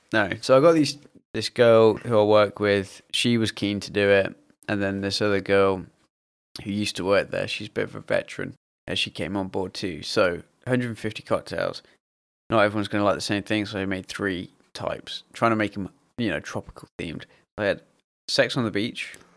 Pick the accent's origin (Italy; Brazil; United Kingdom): United Kingdom; we as British people